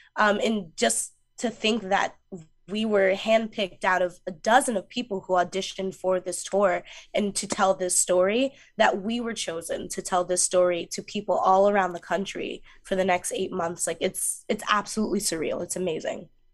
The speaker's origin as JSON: {"language": "English", "town": "Mount Vernon", "region": "New York", "country": "United States", "tie": "born or raised there", "said": "I grew up in Mount Vernon, New York"}